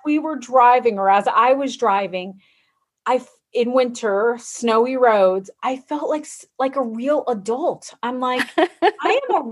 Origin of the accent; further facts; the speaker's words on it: Florida, United States; moved away as an adult; now in Indiana, United States; I am originally from Florida